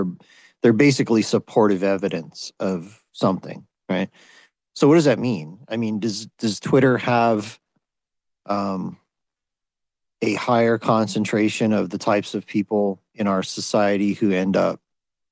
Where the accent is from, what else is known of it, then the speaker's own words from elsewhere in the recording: United States; I'm American